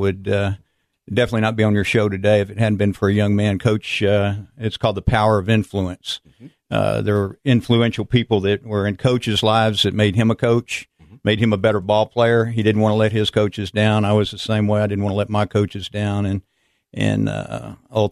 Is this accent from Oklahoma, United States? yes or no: no; San Antonio, Texas, United States; I grew up in San Antonio, Texas.